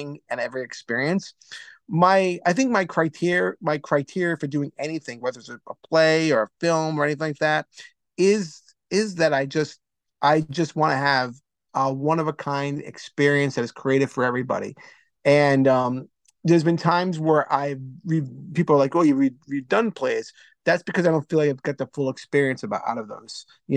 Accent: Cranston, Rhode Island, United States; I'm a guy from Cranston, Rhode Island

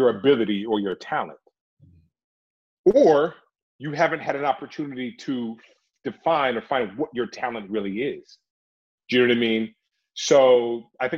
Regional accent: Oakland, California, United States; I'm from Oakland, California. I grew up watching hip hop

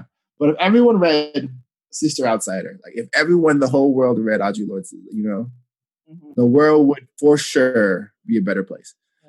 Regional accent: Ghana; especially as a Ghanaian, I was like, I've never felt this side of myself represented in a thing I've read ever

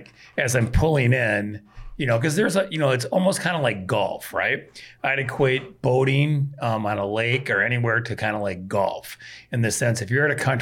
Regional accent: Wisconsin, United States; moved away; I'm originally from Wisconsin

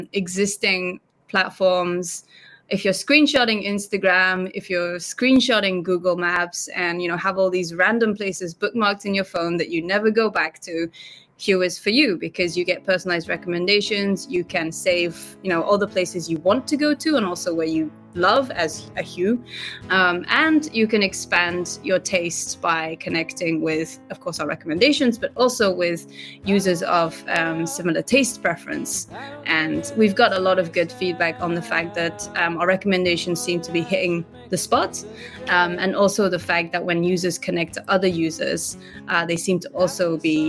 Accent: Tokushima, Japan; now in Tokyo, Japan; At some point, we did discuss, like, you know, should we go to Tokushima? I'm from Tokushima, you know, because now with a lot of remote work and everything, it's you can live anywhere.

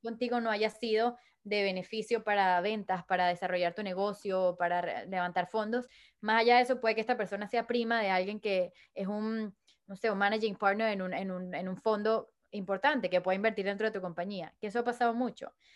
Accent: Caracas, Capital District, Venezuela; soy de Venezuela." Me dijo, "¿Qué parte de Venezuela?" Le dije, "Caracas."

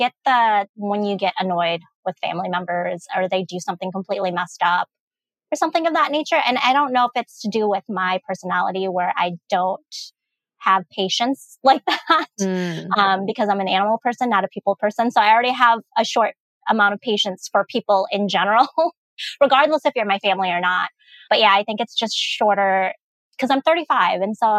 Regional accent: United States; And I'm like, but I'm not just a Lao girl. Yes. I am American.

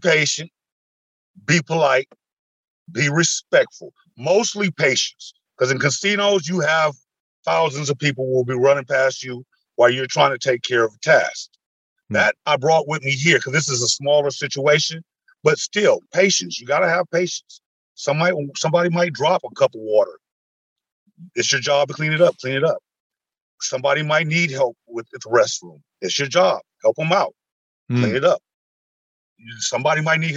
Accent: Las Vegas, Nevada, United States; moved away as an adult; now in Jamestown, United States; I'm from Las Vegas, Nevada.

